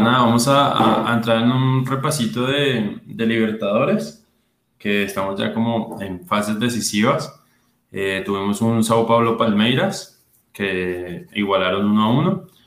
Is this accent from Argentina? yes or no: no; Colombia; como el colombiano los organizamos